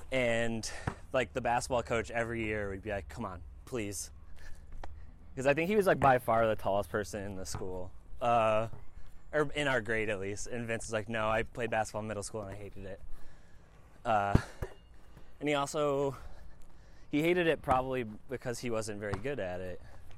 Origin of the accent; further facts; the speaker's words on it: New York, United States; I grew up in New York.